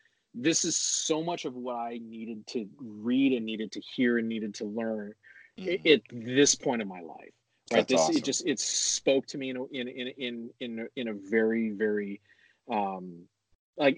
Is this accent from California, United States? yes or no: no; Honolulu, Hawaii, United States; moved away; with my background growing up in Honolulu, Hawaii, I was the white guy surrounded by everything that wasn't